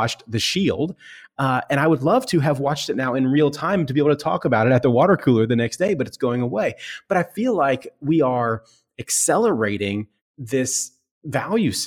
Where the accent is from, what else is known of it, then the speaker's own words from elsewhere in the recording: United States; when I was a kid, growing up in America